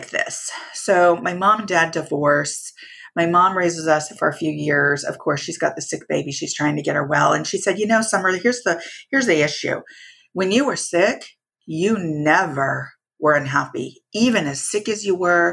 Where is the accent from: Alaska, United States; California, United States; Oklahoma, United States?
California, United States; Santa Cruz; also born or lived in Anaheim, California; I was born and raised in California, born in Anaheim. And then we migrated over to Santa Cruz, California, where most of my family is